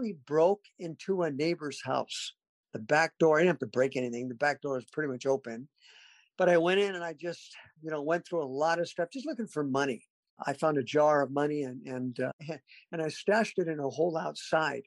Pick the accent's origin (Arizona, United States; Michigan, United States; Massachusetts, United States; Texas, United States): Arizona, United States; Mesa; also born or lived in Garden Grove, California; now in Fayetteville, United States; I wasn't born in Arizona, Mesa, Arizona, but I did grow up there. We moved when I was two